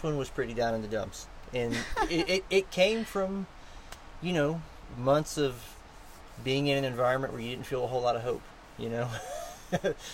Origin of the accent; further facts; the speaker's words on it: United States; as an American